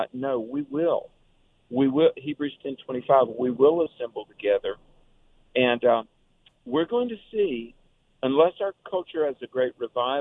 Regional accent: North Carolina, United States; In my home state of North Carolina

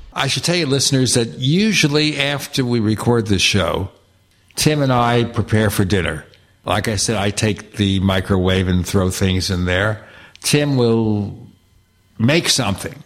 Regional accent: New York City, New York, United States; I grew up in Brooklyn, New York

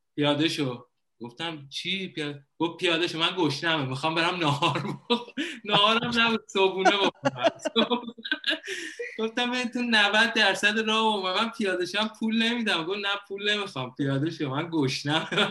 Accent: Iran; moved away as an adult; now in Thailand; به عنوان یه ایرانی میای خارج از کشور

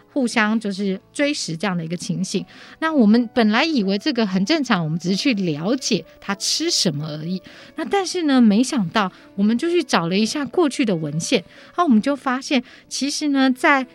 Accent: Taiwan; also born or lived in Japan; 我们台湾人

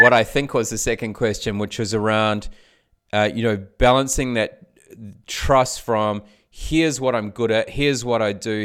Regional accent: New Zealand; now in Australia; I grew up in New Zealand. I live in Australia

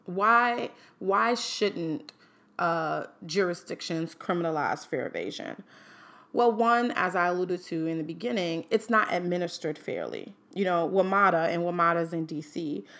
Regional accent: New York City, New York, United States; now in Washington, D.C., United States; I'm from Manhattan

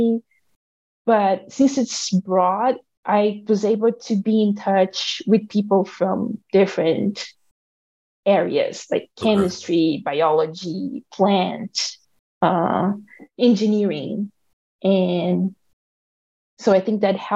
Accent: Brazil; moved away as an adult; now in Madison, United States; I'm here and I'm from Brazil

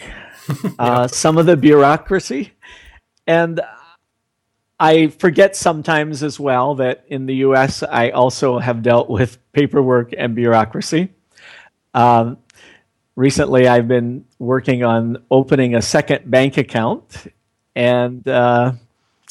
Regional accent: central Pennsylvania, United States; moved away as an adult; also born or lived in New York City; now in India; I grew up in a small town in central Pennsylvania, and then from there, over a period of years, ended up in New York City

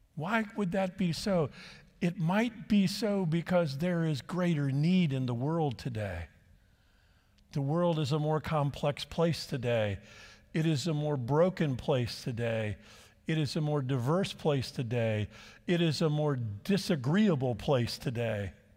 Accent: La Habra, California, United States; I grew up in the Church of the Nazarene in La Habra, California, not far from here

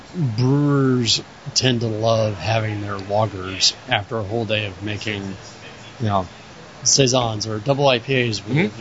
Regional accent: Florida, United States; moved away; I grew up in Florida with humidity

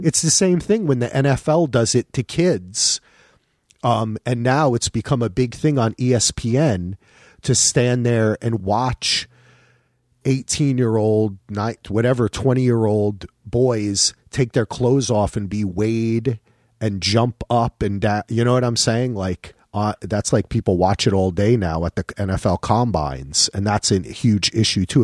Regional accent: New Jersey, United States; moved away as an adult; also born or lived in North Carolina; I'm from New Jersey

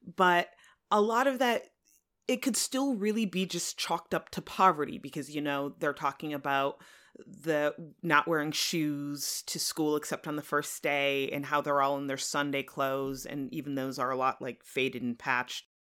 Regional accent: central Connecticut, United States; I grew up in central Connecticut

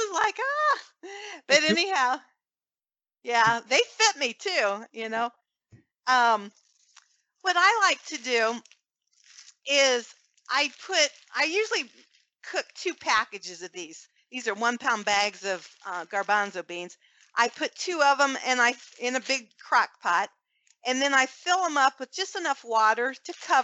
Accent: Fort Wayne, Indiana, United States; We have a large pro-life group here in Fort Wayne, my hometown

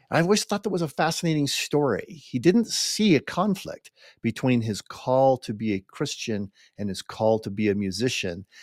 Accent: United States; we Americans

